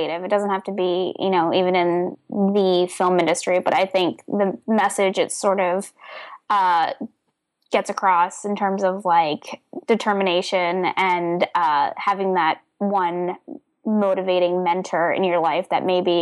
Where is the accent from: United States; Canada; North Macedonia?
United States; suburbs of Philadelphia, Pennsylvania; from my neighborhood, actually, from my hometown